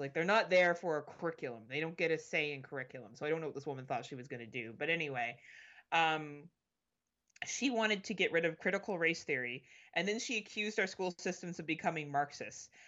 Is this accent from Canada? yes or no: yes; Canada; I'm Canadian